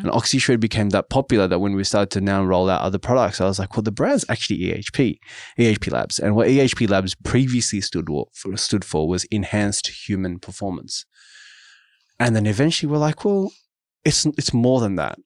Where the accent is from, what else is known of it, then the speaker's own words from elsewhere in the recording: Sydney, New South Wales, Australia; I grew up in Auburn, which is in the western suburbs of Sydney.